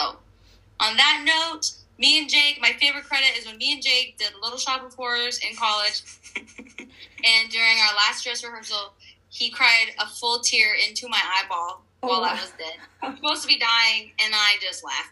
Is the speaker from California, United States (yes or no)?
yes; San Jose, California, United States; now in New York City, United States; I'm from San Jose, California. I live in New York City now.